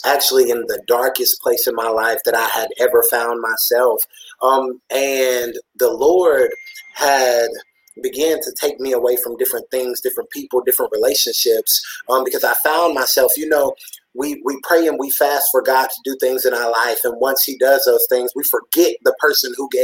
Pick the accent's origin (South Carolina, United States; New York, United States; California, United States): South Carolina, United States; Pelzer; also born or lived in Anderson, South Carolina; my hometown is Pelzer, South Carolina